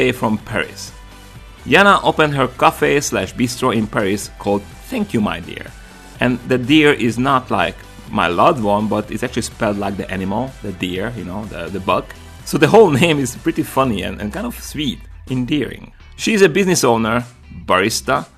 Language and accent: English; Slovakia; now in United States; we are both from Slovakia